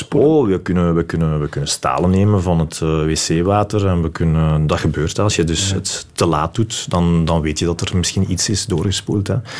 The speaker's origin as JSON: {"language": "Dutch", "country": "Belgium", "said": "ik ben die persoon uit België"}